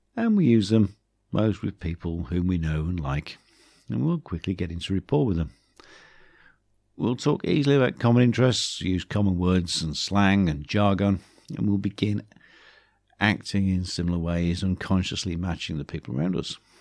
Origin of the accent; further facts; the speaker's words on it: Black Country, West Midlands, United Kingdom; accent: Black Country; moved away; my black country accent comes back too.